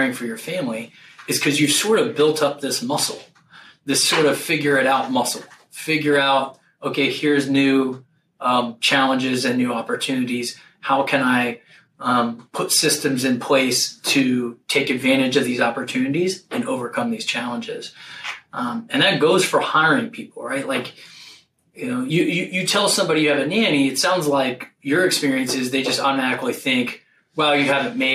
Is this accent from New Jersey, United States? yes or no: no; Ohio, United States; I grew up in Ohio